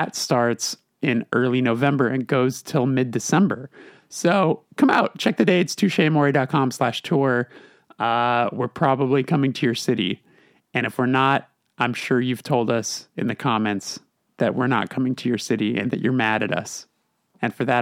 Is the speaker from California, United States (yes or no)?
yes; Los Angeles, California, United States; My whole band, we're all born and raised LA kids